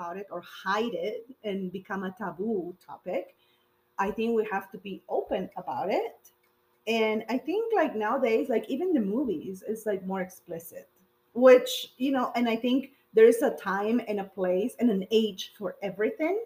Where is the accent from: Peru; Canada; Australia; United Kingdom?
Peru; born or raised there; now in United States